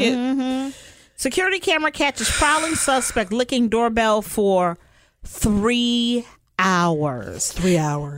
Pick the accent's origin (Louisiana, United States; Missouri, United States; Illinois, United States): Illinois, United States; Chicago; I'm from Chicago